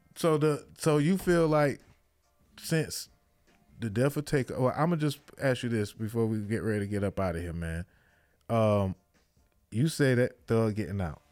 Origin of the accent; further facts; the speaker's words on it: Miami, Florida, United States; I'm from Miami, so we, we, we came up